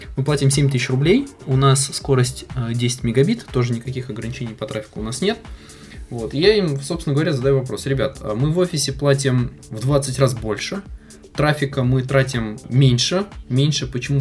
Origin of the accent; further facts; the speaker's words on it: Kazan, Tatarstan, Russia; родился и живу я в Казани